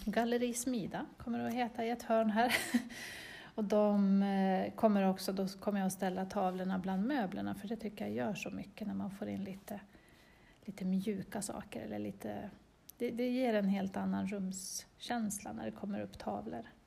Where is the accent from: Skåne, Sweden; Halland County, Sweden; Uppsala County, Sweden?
Uppsala County, Sweden; Östervåla; jag är född i Östervåla. Så jag har bott här i nästan hela mitt liv